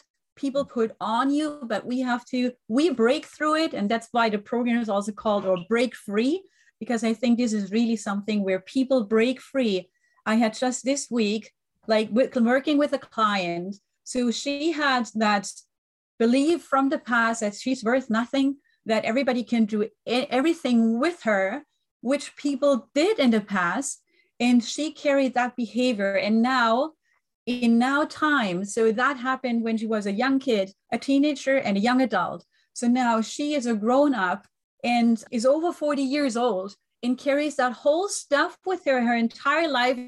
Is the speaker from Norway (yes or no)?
no; Germany; English is a second language; moved away; I was raised and born in Germany, but I have an Italian family